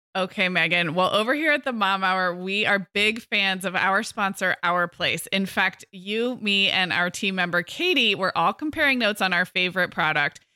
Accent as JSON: {"language": "English", "region": "California", "country": "United States", "said": "as a Californian"}